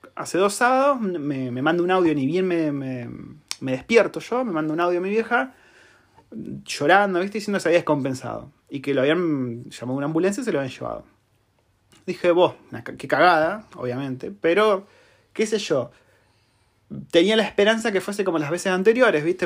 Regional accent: Argentina; now in New Zealand; Y somos argentinos, por si no se dieron cuenta, por el acento

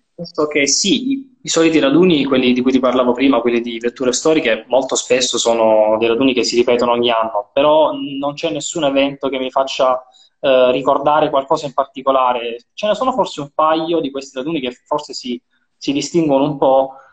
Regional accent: Apulia, Italy; la mia terra, per la mia, la mia, provincia

